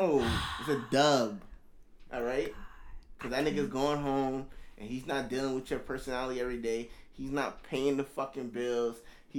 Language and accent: English; New York City, New York, United States; I'm from Brooklyn.